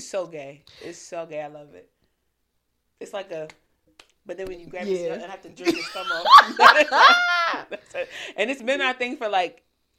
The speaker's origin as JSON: {"language": "English", "town": "Baltimore", "region": "Maryland", "country": "United States", "said": "I'm from Baltimore."}